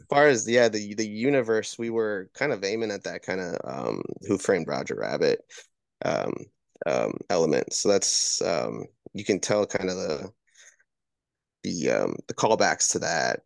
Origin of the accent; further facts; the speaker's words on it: Wisconsin, United States; moved away; I'm originally from Wisconsin